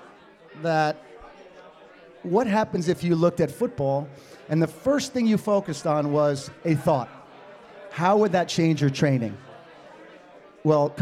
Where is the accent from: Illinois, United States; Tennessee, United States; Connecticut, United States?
Connecticut, United States; also born or lived in New Hampshire; I grew up in Connecticut